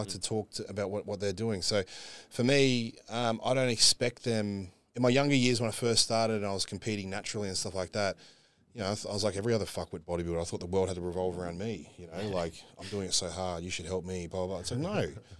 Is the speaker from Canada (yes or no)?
no; Australia; Unfortunately, we got to travel being Aussie, you know.